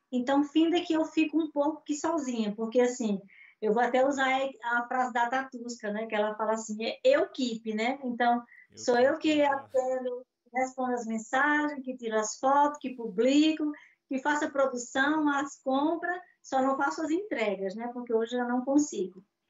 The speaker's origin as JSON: {"language": "Portuguese", "town": "Natal", "region": "Rio Grande do Norte", "country": "Brazil", "moved": "as an adult", "lives_now": "Portugal", "said": "Eu sou de Natal, Rio Grande do Norte, é a cidade do sol"}